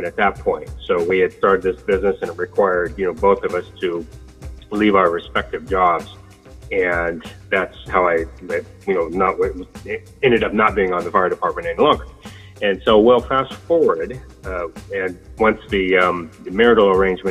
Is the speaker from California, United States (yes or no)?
yes; Sacramento, California, United States; I am from Sacramento, and I attended Sacramento State University